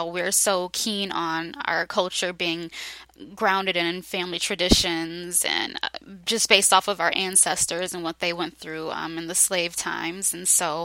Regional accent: Detroit, Michigan, United States; also born or lived in Grand Rapids, Michigan; I've been living in Detroit for the majority of my life

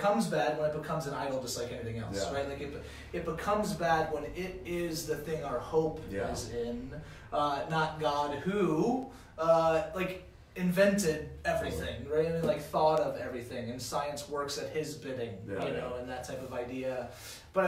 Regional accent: Louisiana, United States; moved away; I grew up in Louisiana, and literally everyone was a Christian

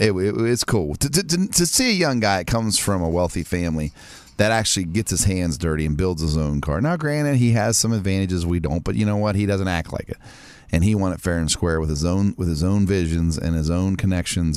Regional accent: Martins Ferry, Ohio, United States; my hometown

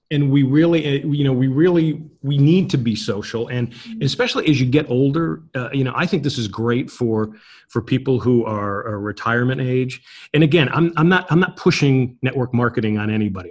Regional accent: United States; I'm an American

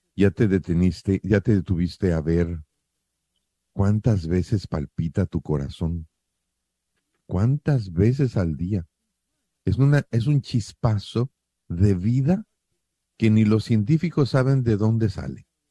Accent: Mexico; somos mexicanos

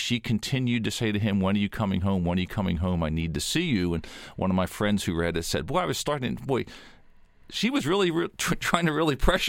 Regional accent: Philadelphia, Pennsylvania, United States; also born or lived in Georgia; having been born and raised in Pennsylvania, I did live for a time in Georgia

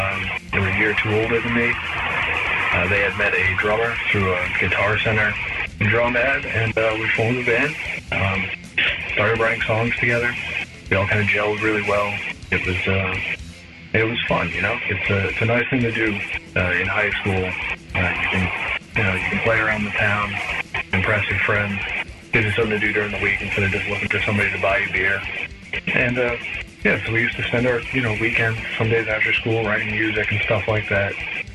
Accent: Massachusetts, United States; I'm from Massachusetts.

